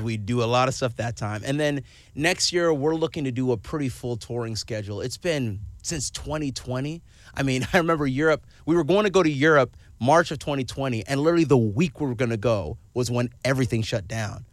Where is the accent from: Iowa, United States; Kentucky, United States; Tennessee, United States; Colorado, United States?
Kentucky, United States; Owensboro; also born or lived in Pasadena, California; I was raised in Kentucky